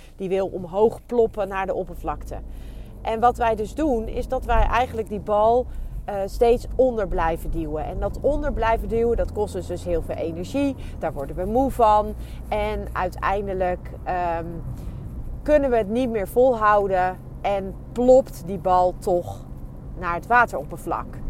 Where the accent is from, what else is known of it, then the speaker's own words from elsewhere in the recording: Netherlands; ons als, als Nederlanders